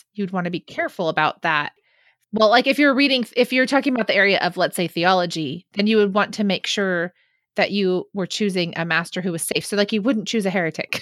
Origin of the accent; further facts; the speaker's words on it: California, United States; as a Californian